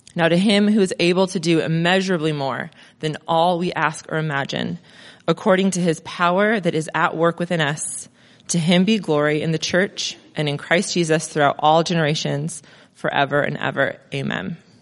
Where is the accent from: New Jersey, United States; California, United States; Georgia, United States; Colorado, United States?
California, United States; Crestline; also born or lived in Mentone / Redlands; now in Monrovia, United States; So I grew up in Crest Line.